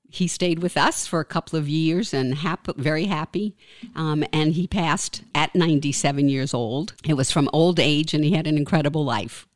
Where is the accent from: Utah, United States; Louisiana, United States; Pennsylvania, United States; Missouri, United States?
Louisiana, United States; New Orleans; now in Woodstock, United States; born and raised in New Orleans, Louisiana